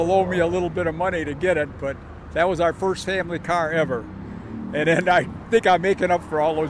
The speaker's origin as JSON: {"language": "English", "town": "Ferndale", "region": "Michigan", "country": "United States", "tie": "born or raised there", "said": "I grew up right here in Ferndale, but we never owned a car until I bought a 51 Ford in high school."}